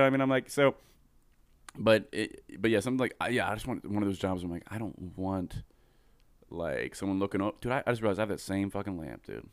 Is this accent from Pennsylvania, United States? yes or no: yes; Coatesville, Pennsylvania, United States; I'm from Coatesville, Pennsylvania